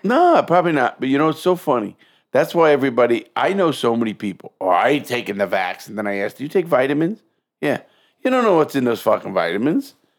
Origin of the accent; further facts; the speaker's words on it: New York, United States; moved away; also born or lived in Fort Lauderdale; I'm from New York